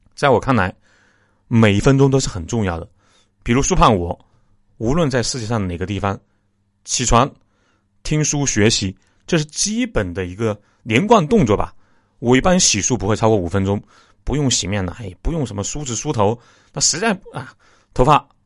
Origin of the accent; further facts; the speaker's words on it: China; 我们中国人